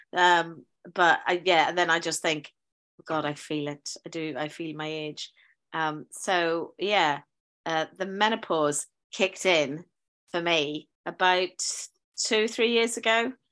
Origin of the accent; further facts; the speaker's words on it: Northern Ireland, United Kingdom; also born or lived in South London; now in London, United Kingdom; I'm from Northern Ireland, but I teach uh, in a school in uh, South London